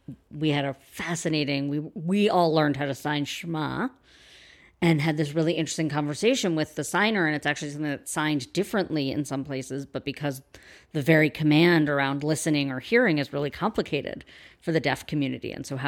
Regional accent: New York City, New York, United States; I am a New Yorker.

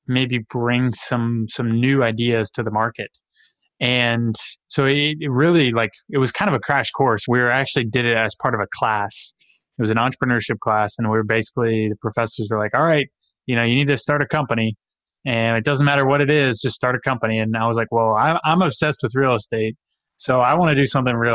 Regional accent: Cincinnati, Ohio, United States; also born or lived in Louisville, Kentucky; I grew up in Cincinnati

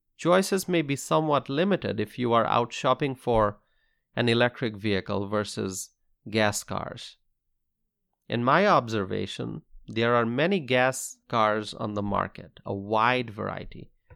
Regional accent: United States; As a freedom-loving American

